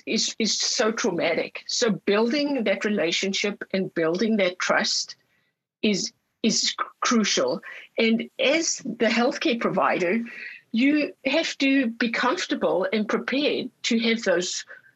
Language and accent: English; Orange County, California, United States; I'm from Orange County, California, and we have the biggest Vietnamese community in the United States